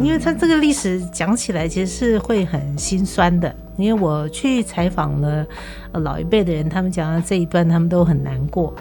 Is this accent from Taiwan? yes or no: yes; Taiwan; 因为全场就只有我一个是台湾的原住民